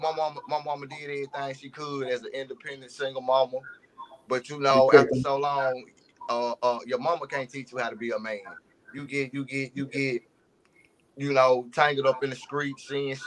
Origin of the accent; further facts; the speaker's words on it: West Memphis, Arkansas, United States; I'm from West Memphis, Arkansas. West Memphis is in Arkansas. It's not Memphis